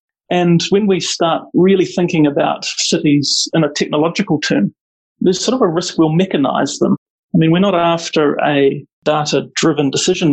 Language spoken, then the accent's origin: English; Auckland, New Zealand; moved away as an adult; now in Wellington, New Zealand; I grew up in South Auckland, which is a really mixed community